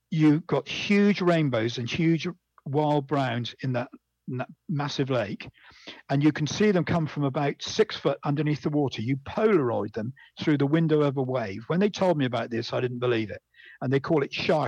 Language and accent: English; Bridgwater, South West England, United Kingdom; I was brought up in Bridgewater in Somerset in England